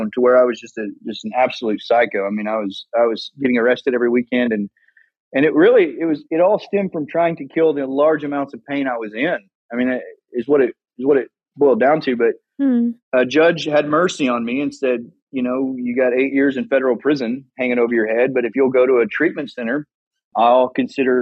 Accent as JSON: {"language": "English", "town": "Salina", "region": "Oklahoma", "country": "United States", "tie": "born or raised there", "said": "I was born and raised in Salina, Oklahoma"}